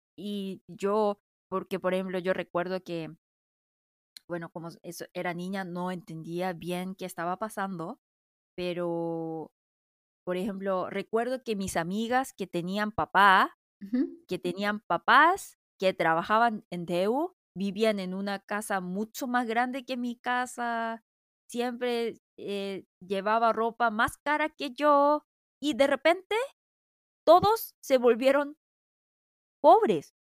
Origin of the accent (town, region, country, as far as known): South Korea; Spanish is a second language